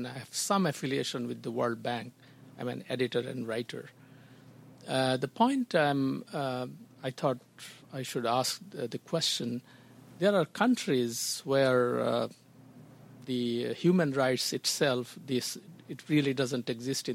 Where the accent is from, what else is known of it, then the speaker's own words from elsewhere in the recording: Bangladesh; I come from Bangladesh